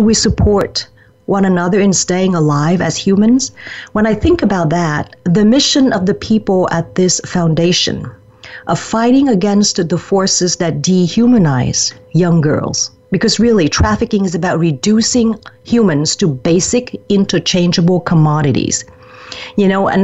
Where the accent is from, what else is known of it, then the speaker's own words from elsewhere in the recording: Vietnam; moved away; my home country of Vietnam. Even though I left it close to 40 years ago, it is still my home